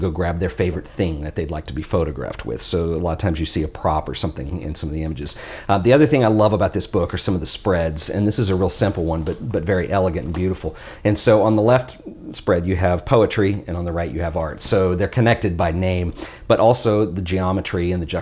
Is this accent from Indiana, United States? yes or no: no; Texas, United States; as somebody from Texas